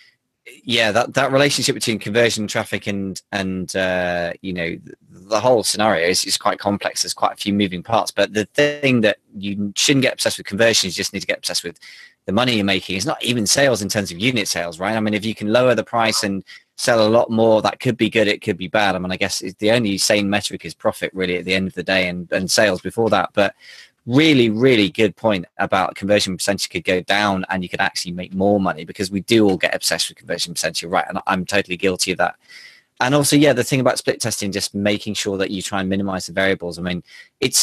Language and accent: English; United Kingdom; I am British after all